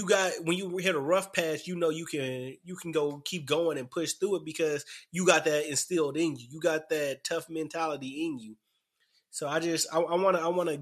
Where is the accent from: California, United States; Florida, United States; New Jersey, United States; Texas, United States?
Texas, United States; Dallas; moved away; I came from Dallas.